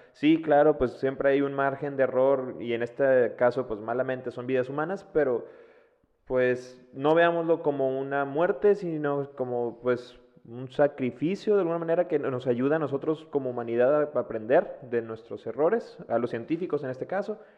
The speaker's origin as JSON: {"language": "Spanish", "town": "Monterrey", "region": "Nuevo León", "country": "Mexico", "said": "nosotros que somos de Monterrey"}